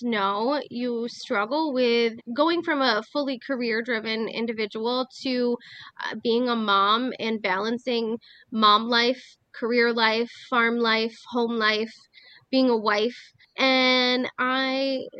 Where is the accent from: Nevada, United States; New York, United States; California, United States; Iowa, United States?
New York, United States; Schoharie Valley; also born or lived in North Carolina; I grew up on a farm where we raised livestock. I was a member of the Schoharie Valley FFA